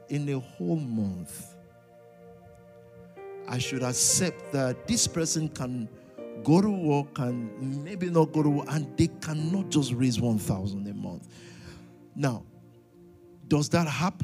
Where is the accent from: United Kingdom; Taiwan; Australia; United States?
United Kingdom; London; I'm a Londoner to the core